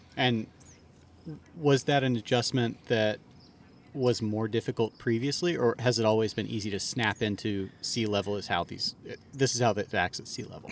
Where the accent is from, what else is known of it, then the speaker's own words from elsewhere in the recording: Maryland, United States; I am from Maryland.